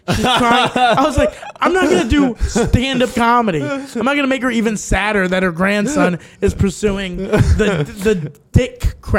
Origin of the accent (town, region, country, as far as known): Texas, United States; born or raised there; moved away